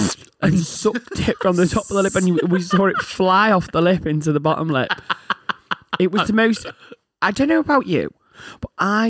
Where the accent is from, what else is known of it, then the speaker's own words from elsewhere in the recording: United States; Oh my God. I don't eat hamburgers. I'm American.